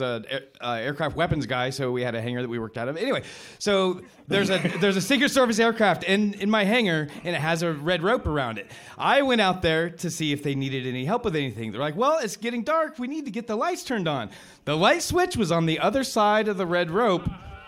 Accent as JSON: {"language": "English", "region": "New Mexico", "country": "United States", "said": "I'm … from New Mexico."}